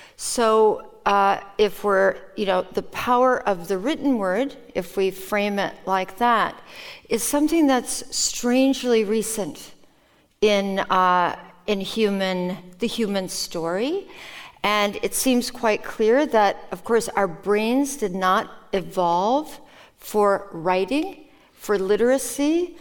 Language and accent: English; Minnesota, United States; first language Norwegian; English is a second language; also born or lived in Norway; when I was living in Minnesota in the Midwest